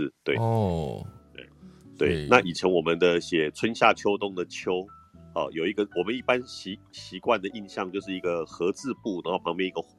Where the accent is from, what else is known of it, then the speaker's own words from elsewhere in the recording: Taiwan; 对啊，其实我是台湾人啊，我讲台语嘛就好诶。